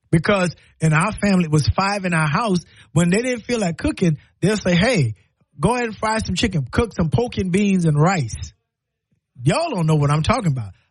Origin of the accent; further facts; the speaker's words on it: the Carolinas, United States; now in Alabama, United States; Well, I'm, I'm from Carolina. I don't know what we call it here in Alabama, but they call it stew chicken, right?